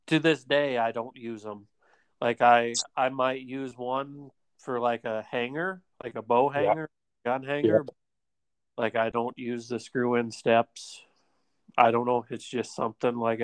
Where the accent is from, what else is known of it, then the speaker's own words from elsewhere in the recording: Midwest, United States; moved away; I grew up in the Midwest